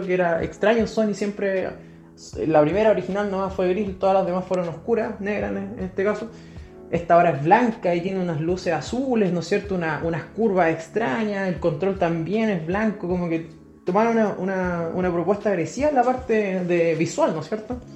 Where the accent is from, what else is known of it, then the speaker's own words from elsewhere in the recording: Chile; aquí en Chile, nosotros somos de Chile